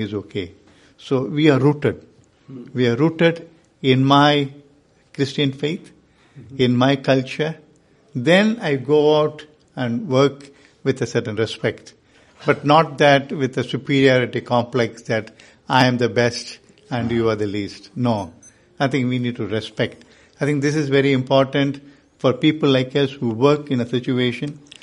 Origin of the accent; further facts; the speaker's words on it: India; I am from India